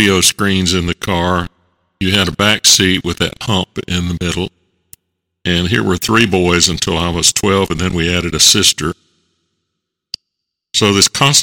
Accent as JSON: {"language": "English", "town": "Concord", "region": "North Carolina", "country": "United States", "tie": "born or raised there", "said": "I was born in Concord, North Carolina, in the Piedmont region of western North Carolina"}